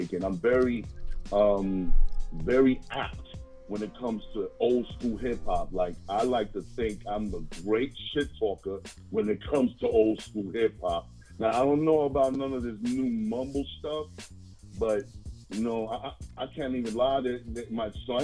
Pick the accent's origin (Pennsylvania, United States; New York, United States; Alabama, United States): New York, United States; New York City; I'm actually a Harlem native. 212